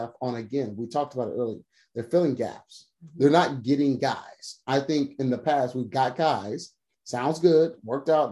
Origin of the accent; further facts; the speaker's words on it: Waco, Texas, United States; I grew up in Waco